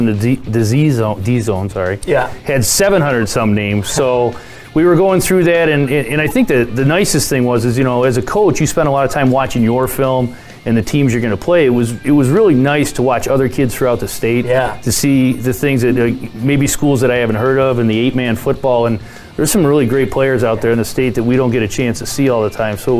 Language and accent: English; Michigan, United States; growing up in Michigan, you had people, from your school and schools around you